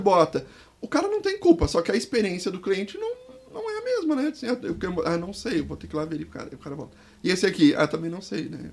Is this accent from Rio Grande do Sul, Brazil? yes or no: yes; Porto Alegre, Rio Grande do Sul, Brazil; eu sou de Porto Alegre